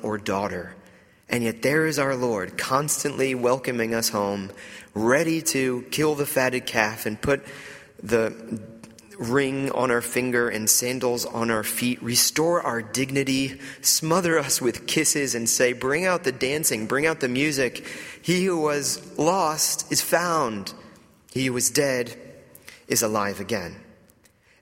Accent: Atlanta, Georgia, United States; moved away as an adult; also born or lived in New York; I grew up in the Bible Belt in Atlanta, Georgia, in the outskirts of Atlanta

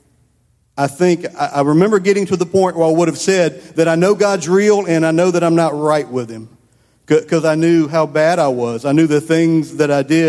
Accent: Columbia, United States; I grew up over in Columbia.

